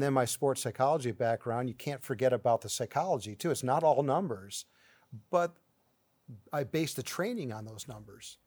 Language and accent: English; 40 minutes from Cleveland, Ohio, United States; Cleveland, which is 40 minutes from my hometown